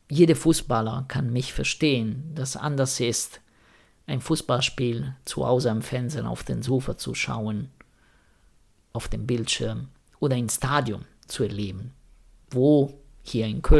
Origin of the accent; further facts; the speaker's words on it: Rome, Lazio, Italy; ich bin Italiener und wenn man in Italien ähm, irgendwie religiös ist, beziehungsweise ich komme aus Rom, das ist alles, was in Rom ist, katholisch